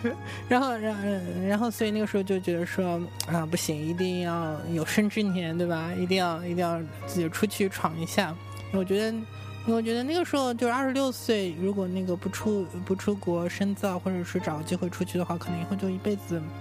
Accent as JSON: {"language": "Chinese", "region": "Shanghai", "country": "China", "said": "我是那个，我原来是上海人嘛，然后考到北京是我第一次在一个人在外面生活"}